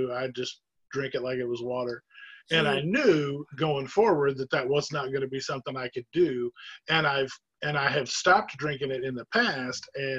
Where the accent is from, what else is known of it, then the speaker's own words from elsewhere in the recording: Southern United States, United States; But for myself, I grew up in the South.